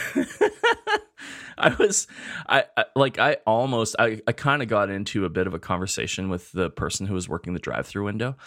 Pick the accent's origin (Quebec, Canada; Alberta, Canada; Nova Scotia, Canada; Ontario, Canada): Alberta, Canada; Spruce Grove; now in Edmonton, Canada; when I was growing up in Spruce Grove